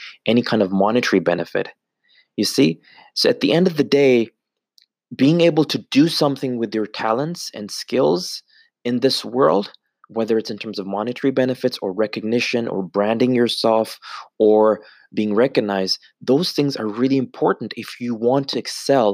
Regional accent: Canada; being born and raised in Canada 15, 20 years ago

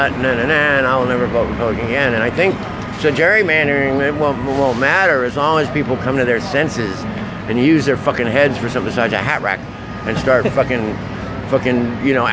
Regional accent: New York City, New York, United States; moved away; when I grew up in New York City

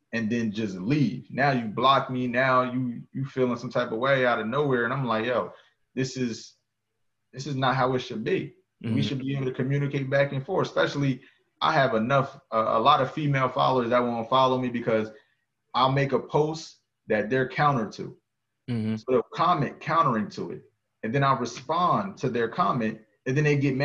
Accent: New Jersey, United States; moved away as an adult; also born or lived in North Carolina; I'm from New Jersey, knowing what part of New Jersey I'm from

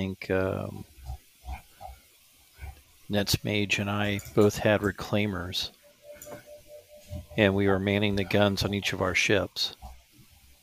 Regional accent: the South, United States; I'm from the South

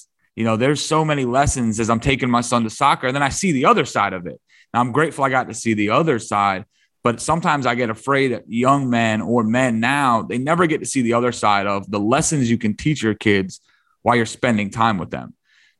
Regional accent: Detroit, Michigan, United States; my dad's at work and I'm from Detroit. So I moved to Michigan. I'm 14, 15.

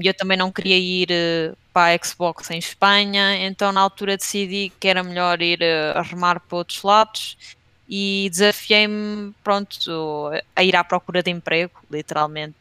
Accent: Leiria, Centro, Portugal; moved away as an adult; also born or lived in Batalha / Southampton, United Kingdom; now in Lisbon, Portugal; eu sou de Leiria, nasci em Leiria e hum, vivi hum, a minha adolescência toda na zona da Batalha

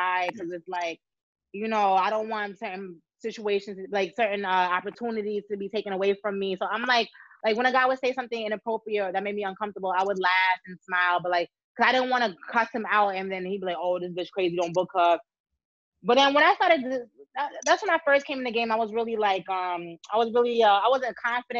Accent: Jamaica; moved away; where I grew up in Jamaica

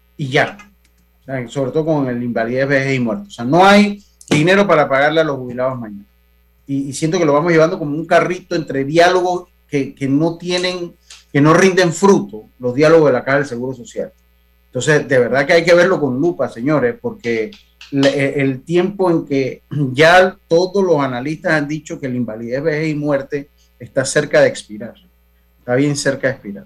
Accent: Panama; como panameños

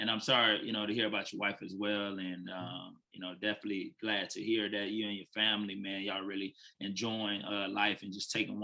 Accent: Fort Lauderdale, Florida, United States; moved away as an adult; now in Nashville, United States; I'm originally from Fort Lauderdale, Florida

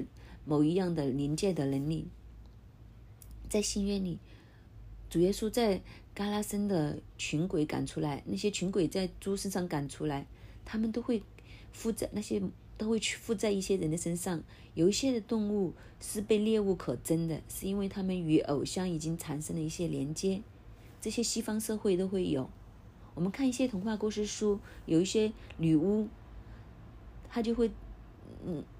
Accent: China; 这些经文外国人看可能很难明白，但是我们中国人很容易明白。

